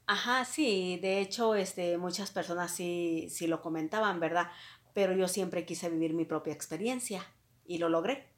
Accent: Mexico; moved away as an adult; also born or lived in Ciudad Juárez; de mi pueblo donde yo soy originaria

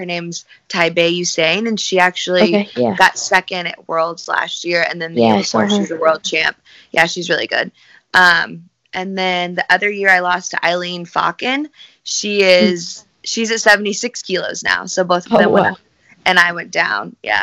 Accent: Southern Illinois, United States; also born or lived in Bristol, Tennessee; I'm from Southern Illinois, so I kind of live close to Nashville, in that area

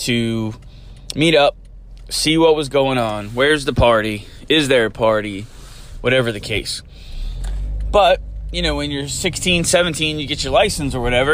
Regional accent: Eastern Shore, United States; living and growing up on the Eastern Shore

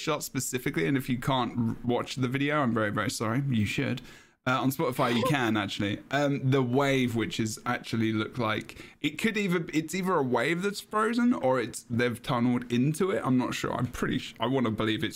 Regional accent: England, United Kingdom; I'm English

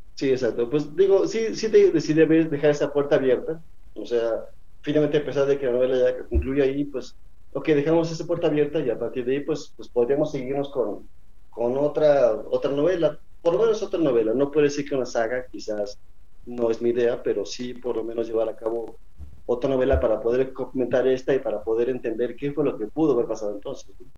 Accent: Mexico; es parte de nuestra idiosincrasia como mexicanos

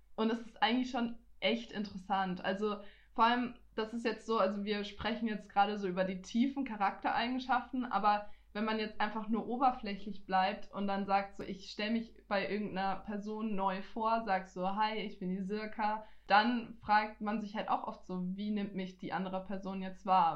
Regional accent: Nuremberg, Bavaria, Germany; ich bin zwar in Nürnberg geboren, ich bin ja, ich gebürtige auch. Fränkin, weil ich bin hier aufgewachsen, ich bin hier geboren, ich bin hier zur Schule gegangen

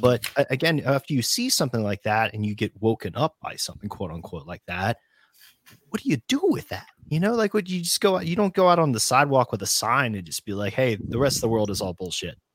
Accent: United States; come from a region of the United States where people will fist fight each other in bars over their jerseys

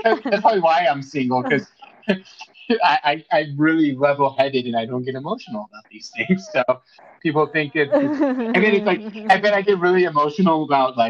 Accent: Seattle, Washington, United States; I'm a Seahawks fan because I'm from Seattle

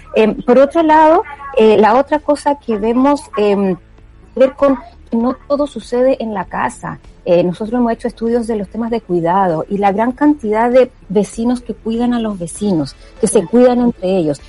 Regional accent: Chile

